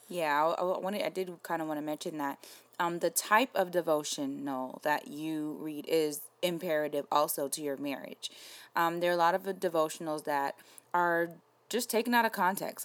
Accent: New York, United States; I'm from New York, so my mom worked near Wall Street

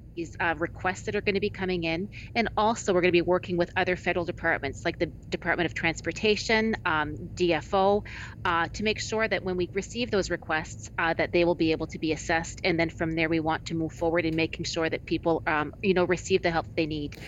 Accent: Atlantic Canada, Canada; also born or lived in Moncton, New Brunswick; I'm from Atlantic Canada myself. I live in Moncton, New Brunswick.

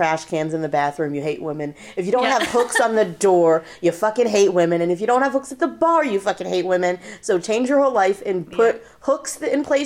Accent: Boston, Massachusetts, United States; moved away; also born or lived in Los Angeles; We're all from Boston. We're in LA.

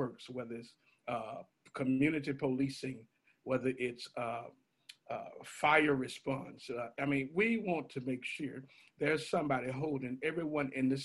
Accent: Memphis, Tennessee, United States; also born or lived in Tampa, Florida; born and raised in Memphis and proud of it.

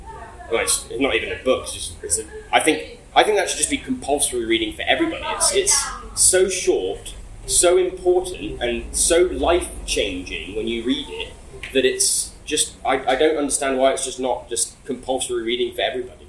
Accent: England, United Kingdom; now in Mexico; England. Yeah. But I've lived in, I mean, I lived in seven countries. I said I spent the last 5 years in Mexico. I'm a permanent resident of Mexico.

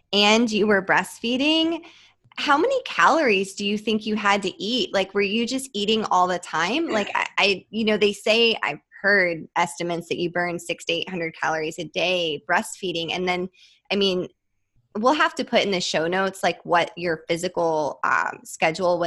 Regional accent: Midwest, United States; I grew up in the Midwest

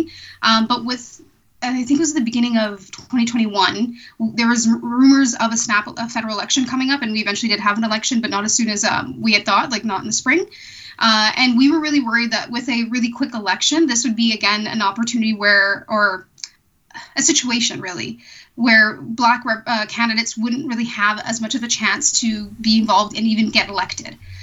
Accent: Canada; also born or lived in Eritrea / Calgary; my family and I came to Canada when I was a toddler from Eritrea

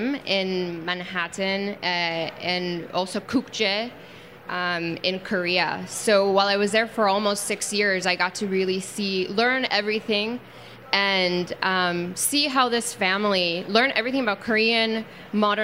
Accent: Puerto Rico; moved away; I'm from Puerto Rico originally

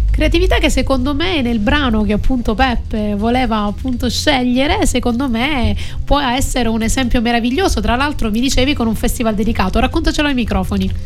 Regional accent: Calabria, Italy; now in Sicily, Italy; io ho sposato dieci anni fa un siciliano da calabrese

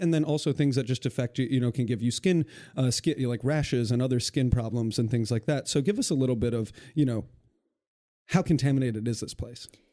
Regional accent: Western Michigan, United States; moved away; I'm from Western Michigan and I see this with my communities back home

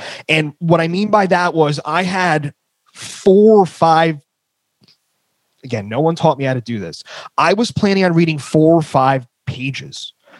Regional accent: New Jersey, United States; I have a tendency to speak pretty fast. I'm from New Jersey.

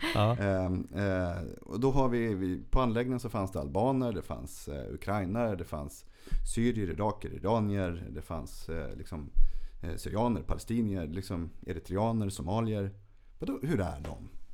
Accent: Örsundsbro, Uppsala County, Sweden

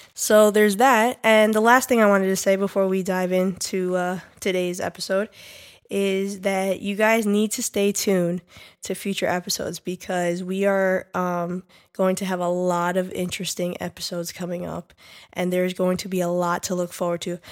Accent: New York, United States; We are specifically from New York

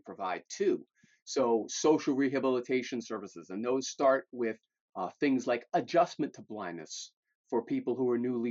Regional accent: Malden, Massachusetts, United States; also born or lived in Melrose, Massachusetts; an elected official in my hometown of Malden

